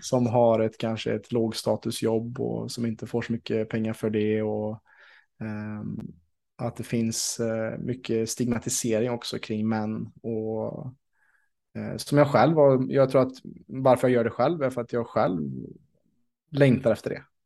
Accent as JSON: {"language": "Swedish", "town": "Vänersborg", "region": "Västra Götaland", "country": "Sweden", "tie": "born or raised there", "also_born_or_lived": "Ängsbacka", "said": "i min hemstad Vänersborg"}